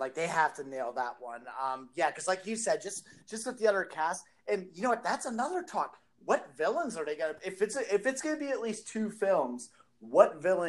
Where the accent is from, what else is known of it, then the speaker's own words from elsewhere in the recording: United States; You could tell I'm American